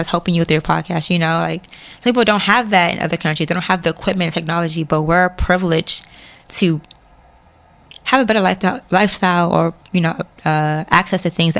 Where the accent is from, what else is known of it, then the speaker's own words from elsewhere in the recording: Washington metropolitan area, United States; I feel like being Nigerian in the DMV, we have our own world.